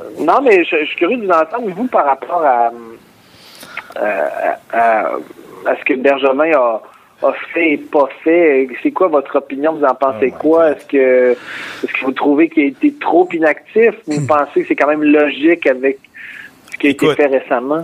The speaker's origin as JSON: {"language": "French", "town": "Quebec City", "region": "Quebec", "country": "Canada", "said": "je viens de Québec"}